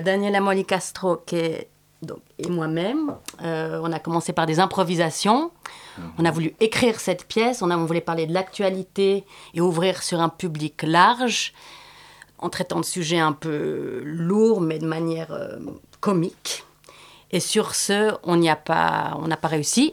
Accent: Switzerland; moi, en tant que Suissesse

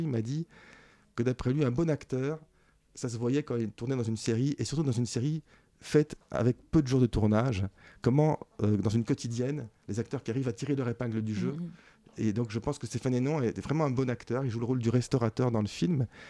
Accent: Belgium; je suis belge et que on était ensemble en Belgique quand on était enfant

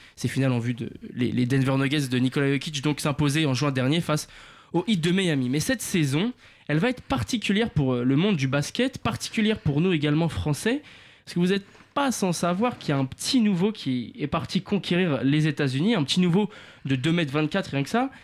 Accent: France; chez nous en France

